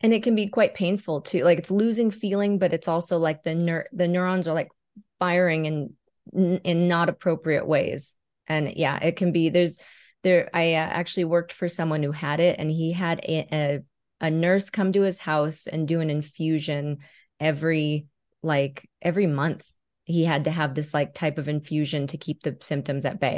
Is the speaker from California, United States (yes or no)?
yes; California, United States; moved away as an adult; now in Las Vegas, United States; I moved from California, where I was born and raised, to Nevada, Las Vegas specifically